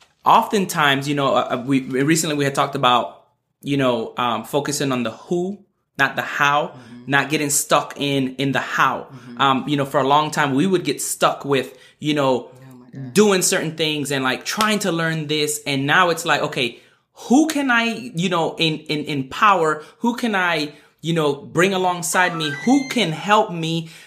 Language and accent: English; U.S. Virgin Islands; being born and raised in the Virgin Islands where, you know, like, they speak English, but it's the dialect is not grammatically correct.